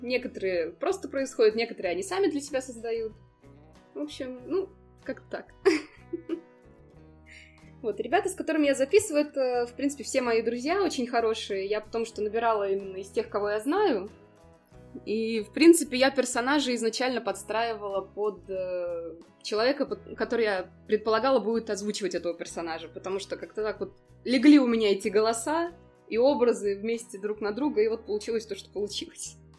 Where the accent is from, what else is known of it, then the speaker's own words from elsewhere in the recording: Ulyanovsk Oblast, Russia; moved away as an adult; also born or lived in England / Barcelona, Spain; now in Slovenia; я сама как бы родом из Ульяновской области